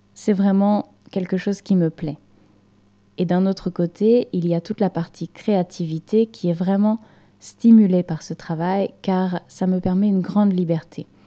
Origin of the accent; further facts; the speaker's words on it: Normandy, France; moved away; je suis française et j'ai grandi à la campagne dans une région française qui s'appelle la Normandie